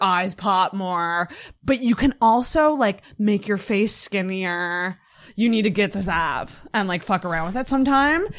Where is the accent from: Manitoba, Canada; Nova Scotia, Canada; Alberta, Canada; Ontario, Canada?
Nova Scotia, Canada; Antigonish; I grew up in Anaganash, which is pretty fucking small